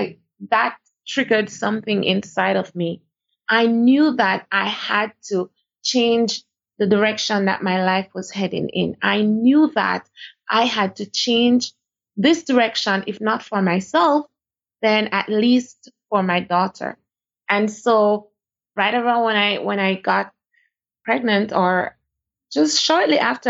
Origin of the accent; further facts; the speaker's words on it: Jamaica; moved away as an adult; now in Dubai, United Arab Emirates; I am from Jamaica.